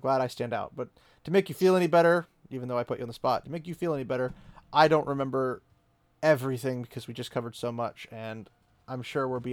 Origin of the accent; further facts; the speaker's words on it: United States; being the American that I am